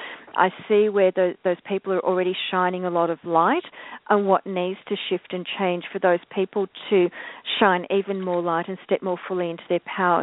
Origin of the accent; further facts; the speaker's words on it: Victoria, Australia; Country Victoria, which is my home state